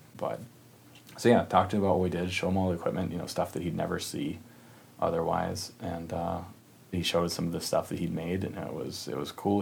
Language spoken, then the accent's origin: English; Minnesota, United States; we grew up in Minnesota